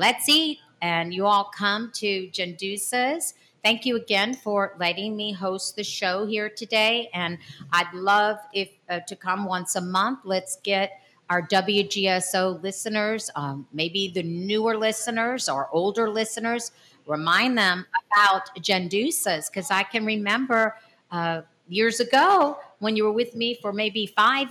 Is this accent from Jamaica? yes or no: no; New Orleans, Louisiana, United States; we're from Greater New Orleans